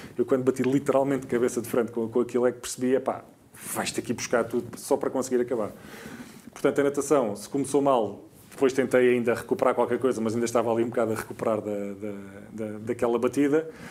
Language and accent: Portuguese; Alentejo, Portugal; Eu sou do Alentejo